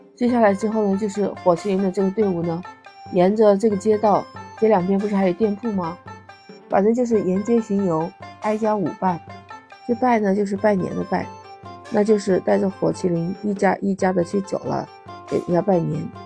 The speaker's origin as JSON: {"language": "Chinese", "region": "southern China", "country": "China", "tie": "born or raised there", "moved": "yes", "lives_now": "Shenzhen, China", "said": "在南方长大的，在我老家也是有吃元宵的习惯"}